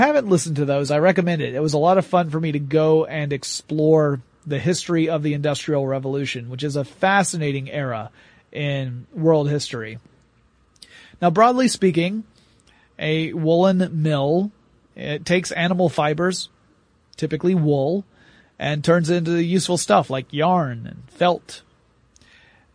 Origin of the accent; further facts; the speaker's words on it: the South, United States; I'm from the South